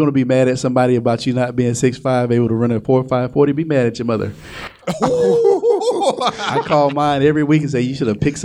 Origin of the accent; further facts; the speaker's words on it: the South, United States; I'm from the South, so I grew up around a juke joint